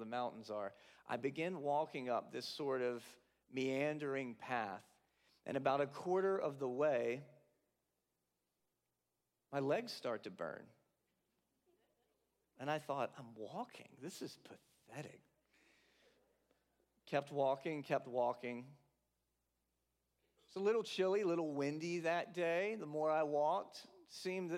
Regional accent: South Carolina, United States; moved away as an adult; also born or lived in Latham, New York; now in New York, United States; I'm from South Carolina, so I've always been a couple-hour drive at most, depending on where I lived, from the coast

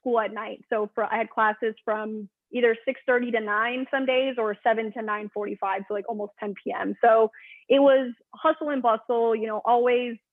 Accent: Burbank, California, United States; also born or lived in Arizona; I grew up in Burbank, which is, you know, the city of where all the studios are

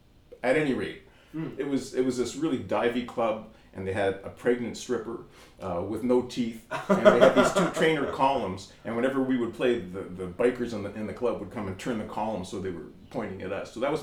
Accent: Toronto, Ontario, Canada; I'm from here.

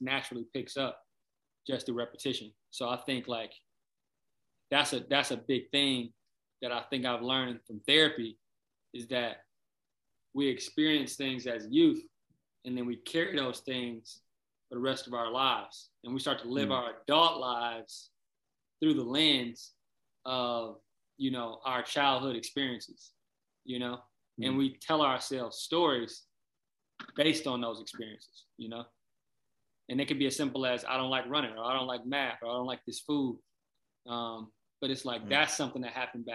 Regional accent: Flint, Michigan, United States; also born or lived in Detroit, Michigan / Kalamazoo, Michigan; I'm from Flint, Michigan, originally. Born in Flint, raised in Flint for a little bit, then moved to Detroit, Joy Road in Granville, then moved to Kalamazoo, then moved back to Flint, and then moved back to Kalamazoo for high school

